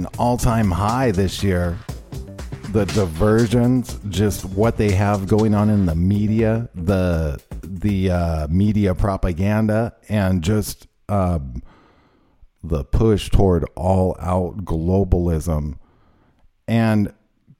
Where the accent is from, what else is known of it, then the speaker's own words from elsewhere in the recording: United States; as an American